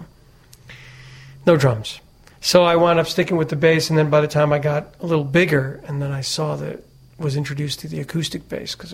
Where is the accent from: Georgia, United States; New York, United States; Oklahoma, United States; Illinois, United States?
New York, United States; New York City; My brother had the guitar, and we grew up in Brooklyn.